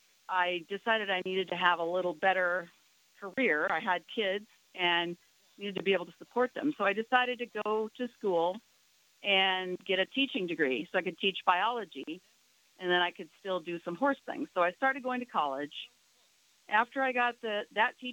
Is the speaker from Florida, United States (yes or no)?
no; Minnesota, United States; I grew up in Minnesota as a horse-loving child